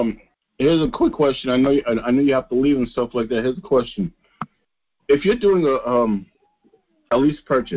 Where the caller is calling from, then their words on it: New York, United States; I'm calling from New York.